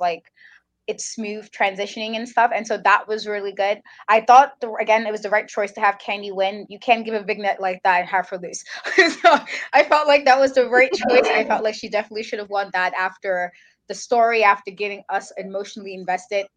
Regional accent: New York City, New York, United States; New Yorker

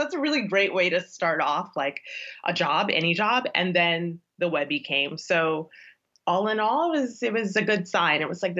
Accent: Chicago, Illinois, United States; moved away as an adult; also born or lived in Doha; now in Washington, D.C., United States; I am a journalist who is now based in Washington, D.C., but I was born and raised in Chicago, Illinois.

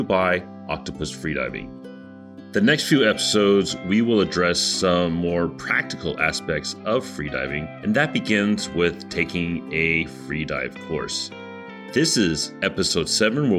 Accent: Las Vegas, Nevada, United States; now in Taiwan; my hometown, the entertainment capital of the world, Las Vegas

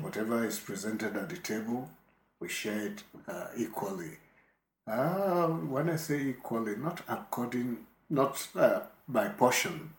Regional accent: Ibadan, Oyo, Nigeria; also born or lived in Lagos, Nigeria; We moved to Ibadan from Lagos mm-hmm. Uh, because my father got a job in Ibadan

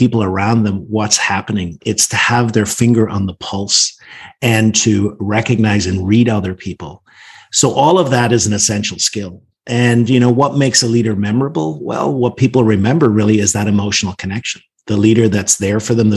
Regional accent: Northern Ireland, United Kingdom; now in Washington, D.C., United States; I grew up in Northern Ireland, actually in a pub. My parents owned the pub. We grew up above it.

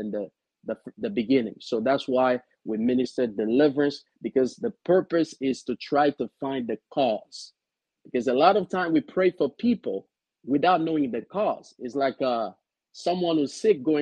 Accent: DR Congo; moved away as an adult; now in Frederick, United States; I grew up in Central Africa, Republic Democratic of Congo

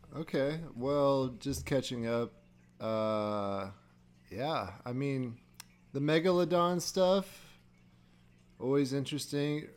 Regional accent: Iowa, United States; I grew up and lived near the Mississippi, you know, in Iowa

